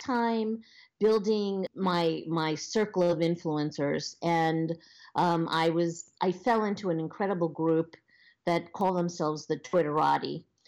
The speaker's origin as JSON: {"language": "English", "area": "Long Island", "region": "New York", "country": "United States", "tie": "born or raised there", "accent": "Long Island", "moved": "as an adult", "lives_now": "Los Angeles, United States", "said": "I was born on Long Island, which I know you can probably hear in my accent. And um, I I lived a very basic Long Island lifestyle for many years"}